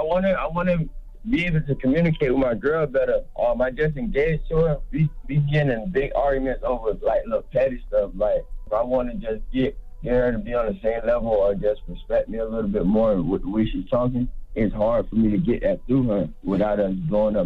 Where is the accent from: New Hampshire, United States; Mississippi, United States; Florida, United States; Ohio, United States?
Florida, United States; Pompano Beach; I'm from Florida, man. Pompano Beach